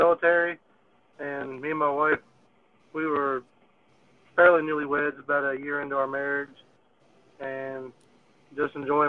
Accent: Memphis, Tennessee, United States; also born or lived in Vero Beach, Florida / Texas; I'm from Memphis, Tennessee area.

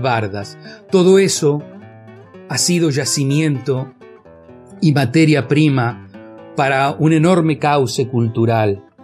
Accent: Pehuajó, Buenos Aires Province, Argentina; Nací, crecí y vivo en Peguajó, provincia de Buenos Aires

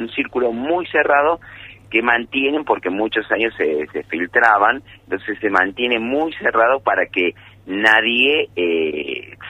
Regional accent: Villa Carlos Paz, Córdoba, Argentina; Yo nací aquí en Villa Carlos Paz

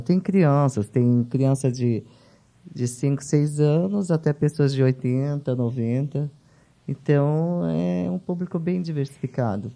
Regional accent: São Paulo, Brazil; also born or lived in São José do Egito, Pernambuco; nasci em Pernambuco, uhum. na cidade de São José do Egito, e fiquei órfã muito cedo e vim para São Paulo

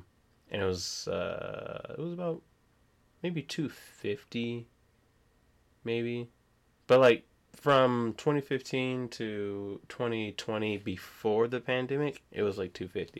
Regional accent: Missouri, United States; now in Michigan, United States; Since I'm not born in Michigan. I was born in Missouri.

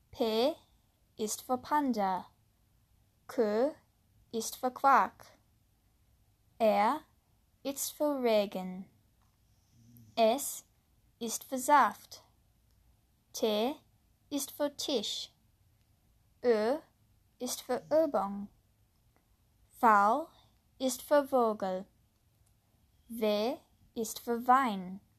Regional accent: United States; first language English; German is a second language; Ich bin in Amerika geboren und äh, aufgewachsen, also ist meine Muttersprache Englisch.

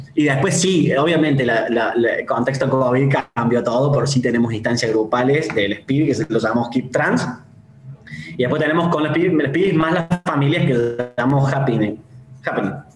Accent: Córdoba, Argentina; Yo soy directivo y soy de Córdoba

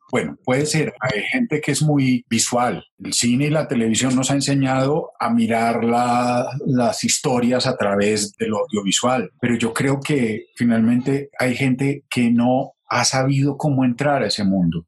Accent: Paisa region, Antioquia, Colombia; also born or lived in Bogotá; yo soy paisa y está muy bien y me siento paisa

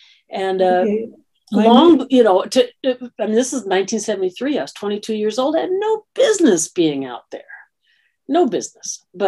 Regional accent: California, United States; He loved the fact that as a Californian, I didn't sound at all like a Californian.

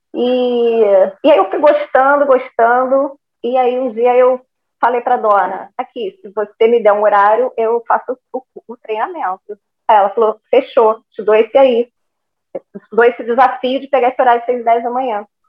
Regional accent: Rio de Janeiro, Brazil; now in Macaé, Brazil; eu sou carioca, mas eu já estou há uns 20 anos em Macaé

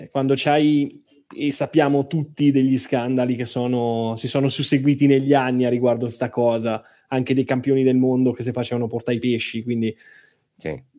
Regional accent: Marche, Italy; È, ma- è marchigiana, tra eh, l'altro, eh, mie- eh, delle mie parti.

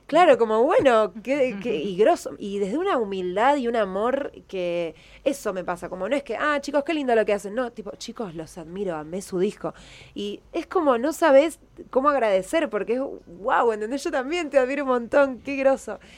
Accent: Buenos Aires, Argentina; soy más porteña que el obelisco y María Casán

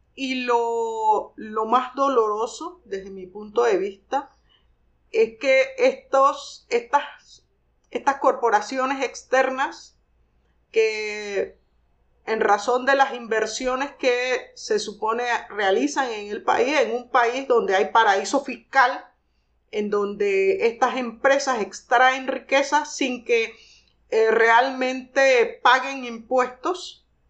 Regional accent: Penonomé, Coclé, Panama; nací en Penonomé

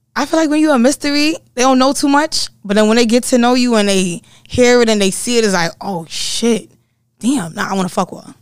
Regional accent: New York City, New York, United States; I'm from the Bronx

